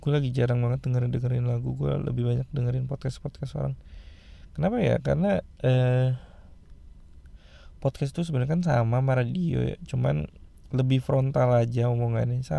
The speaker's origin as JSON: {"language": "Indonesian", "town": "Bandung", "region": "West Java", "country": "Indonesia", "tie": "born or raised there", "lives_now": "Tangerang, Indonesia", "said": "notabene gue gue orang Bandung ya asli cuman karena gue kerja jadi gue tinggal di Jakarta rumah gue di Tangerang gitu"}